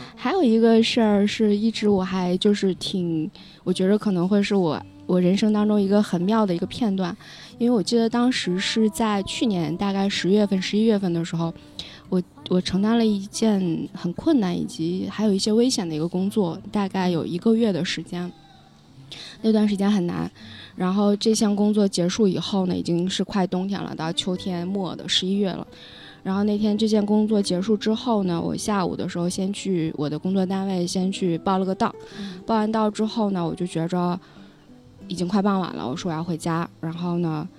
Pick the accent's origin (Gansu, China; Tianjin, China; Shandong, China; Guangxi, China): Gansu, China; Lanzhou; now in Beijing, China; 我 家乡在黄河边上，兰州